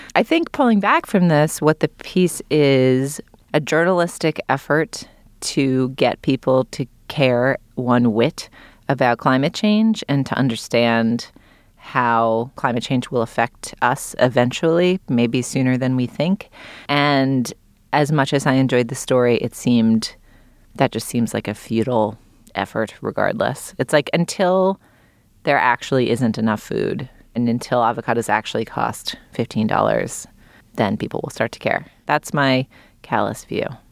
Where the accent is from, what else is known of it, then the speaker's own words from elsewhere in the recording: Boston, Massachusetts, United States; I grew up in New England, in Boston